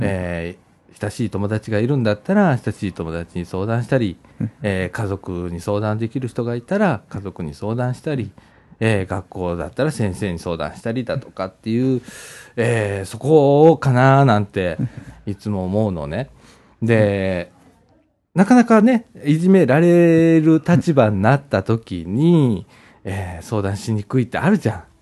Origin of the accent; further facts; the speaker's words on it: Takatsuki, Osaka, Japan; now in Ibaraki, Japan; もともと生まれ育ったのは高槻市だった